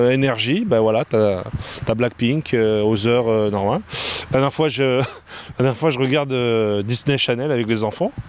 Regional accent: China; ils me trouvent différente, papa, je suis chinoise, tu vois

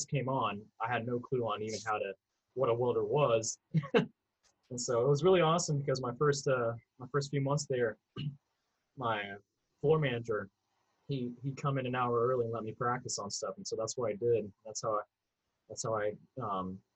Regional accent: St. Joseph, Missouri, United States; also born or lived in Philippines; I'm from Missouri originally. Grew up around St. Joseph, which is now north of Kansas City

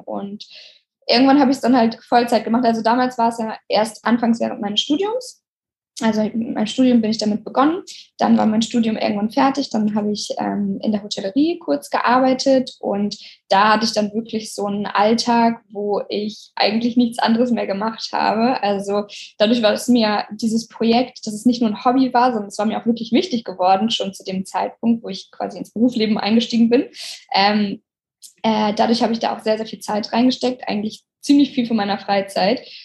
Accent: Oldenburg, Lower Saxony, Germany; moved away as an adult; now in Hamburg, Germany; Ich komme ja aus Oldenburg eigentlich

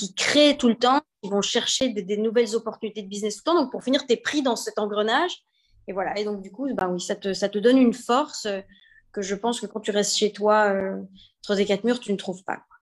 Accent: Belgium; moved away; also born or lived in China / Monaco; je suis née en Belgique

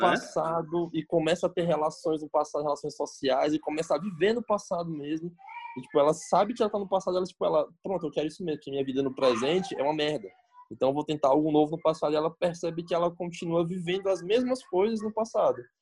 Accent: Brazil; eu sou brasileiro

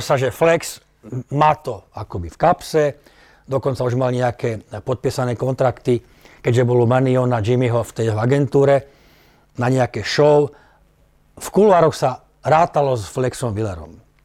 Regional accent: Slovakia; bol som prvý Slovák teda e, v tom čase, ktorý dostal túto ponuku

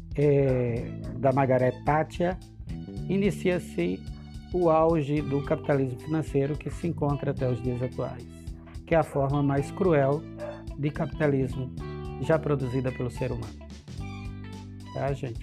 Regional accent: Northeast Region, Brazil; Sou nordestino

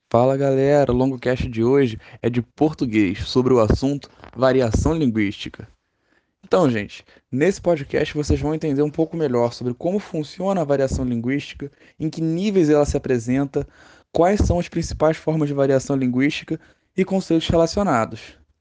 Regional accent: Rio de Janeiro, Brazil; no Rio de Janeiro, nós falamos mais assim

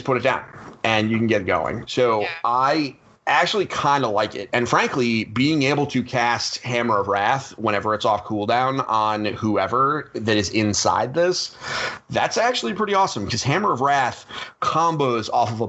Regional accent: Connecticut, United States; we're from Connecticut

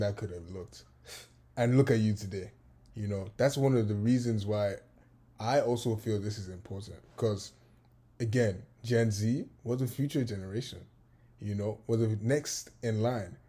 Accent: Lagos, Nigeria; moved away as an adult; now in United States; I was born in Nigeria. I was born in Lagos. And I was raised in Lagos.

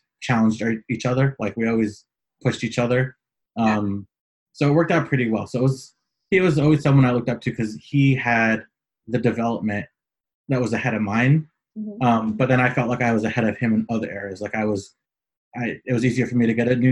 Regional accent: San Francisco, California, United States; moved away as an adult; now in Los Angeles, United States; I was born and raised in San Francisco. I currently live in Southern California, Los Angeles

